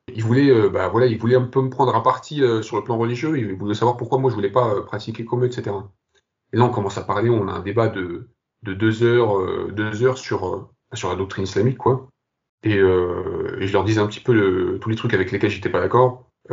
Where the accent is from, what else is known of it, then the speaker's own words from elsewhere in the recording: France; also born or lived in Algeria / Kabylie; Je suis né en Algérie, j'ai grandi, j'ai grandi au Bled et je suis venu à l'âge de 6 ans en France.